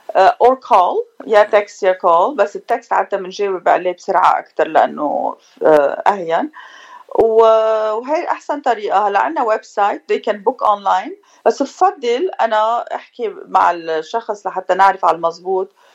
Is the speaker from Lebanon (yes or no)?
yes; Beirut, Beirut Governorate, Lebanon; also born or lived in Paris, France; now in Orange County, United States; انا من بيروت آه، جيت بال87 على امريكا